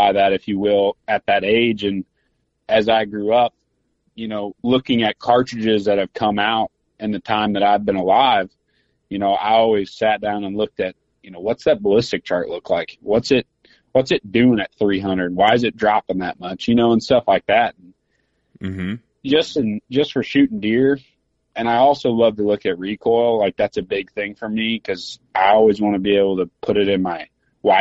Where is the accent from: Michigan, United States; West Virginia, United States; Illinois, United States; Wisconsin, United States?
Illinois, United States; Southern; I grew up in Southern Illinois, but I was only 45 minutes from the Mississippi River